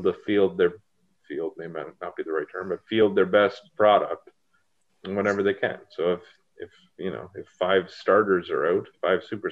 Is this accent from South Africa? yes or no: no; Ontario, Canada; we're all from Ontario and we're all Leafs fans